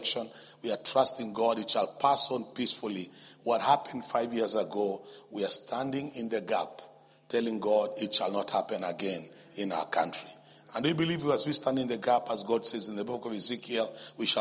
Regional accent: Nairobi, Kenya; we come from Nairobi, Kenya

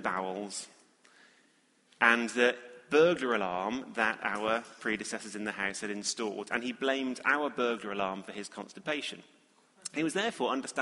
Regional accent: England, United Kingdom; being evidently English

